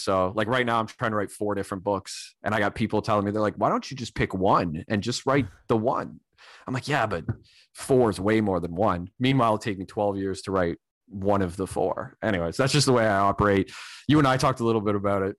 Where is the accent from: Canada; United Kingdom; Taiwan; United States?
Canada; I'm a Canadian